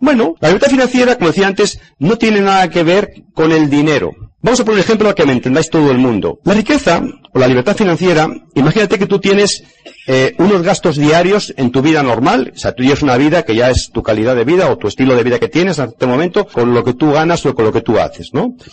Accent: Spain; en mi país España

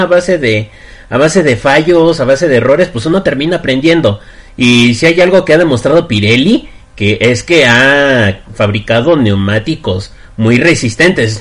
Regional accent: Mexico; como yo, bueno, como varios mexicanos

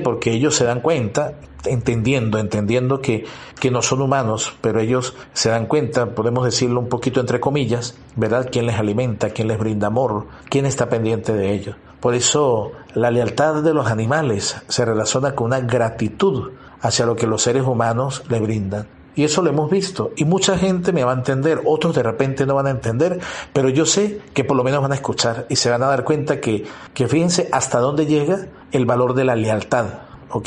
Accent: Venezuela; moved away as an adult; Yo soy de Venezuela y he tenido que ir a otro país por estudio

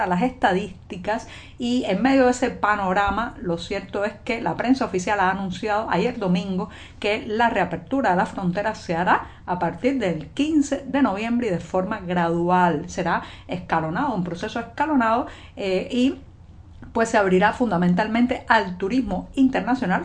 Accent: Cuba; cubana, periodista, ciudadana

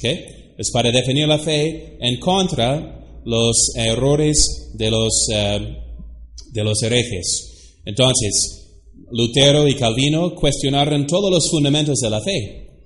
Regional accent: United States; now in Mexico; Se lo digo como gringo ¿eh? de los Estados Unidos

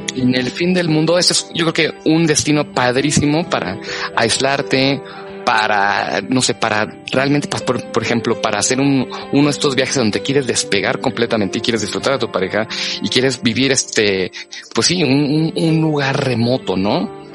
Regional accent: Mexico; nosotros como mexicanos

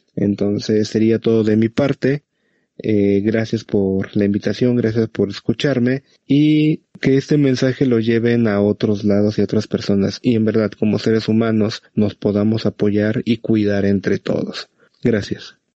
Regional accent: Mexico; aquí en México

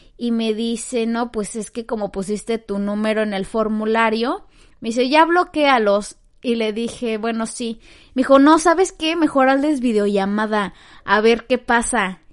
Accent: Mexico; now in Canada; que pues vivo como que en Canadá, ajá, porque yo soy de México

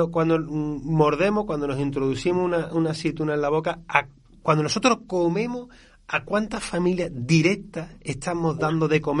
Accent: Andalusia, Spain; accent: southern Seville; cuando nos cogen el acento del sur de Sevilla

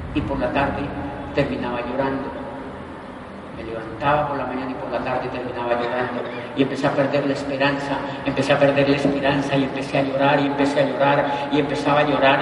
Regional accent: Colombia; moved away as an adult; also born or lived in Spain; yo soy un estudiante de doctorado, soy colombiano

